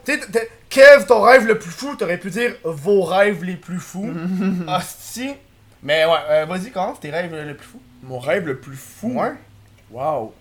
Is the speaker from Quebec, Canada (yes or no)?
yes; Quebec, Canada; les Québécois, on est